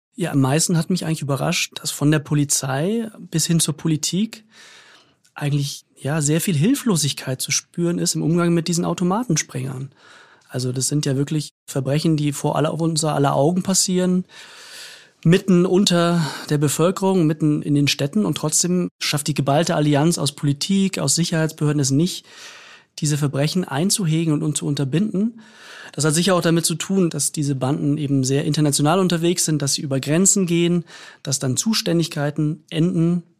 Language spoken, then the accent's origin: German; Munich, Bavaria, Germany; moved away; Ich stamme ja ursprünglich aus München